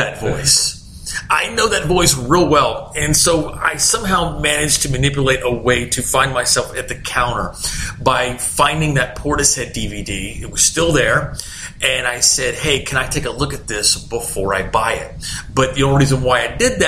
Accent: Dallas, Texas, United States; also born or lived in Little Rock, Arkansas; growing up in Dallas

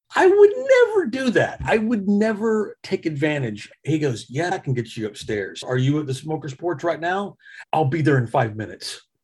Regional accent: Arkansas, United States; now in Dallas, United States; growing up in Arkansas

